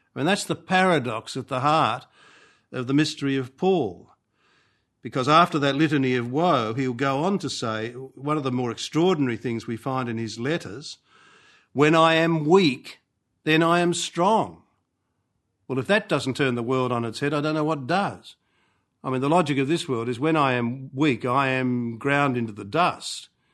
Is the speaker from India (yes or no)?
no; Australia; also born or lived in Rome; as an Australian